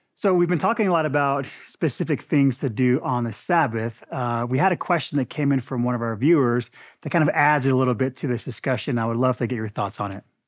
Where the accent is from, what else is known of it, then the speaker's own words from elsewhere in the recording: Arizona, United States; moved away; I grew up in Arizona where there were orange blo-, orange tree blossoms everywhere